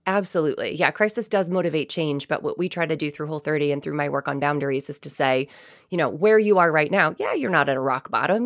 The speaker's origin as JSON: {"language": "English", "town": "Nashua", "region": "New Hampshire", "country": "United States", "tie": "born or raised there"}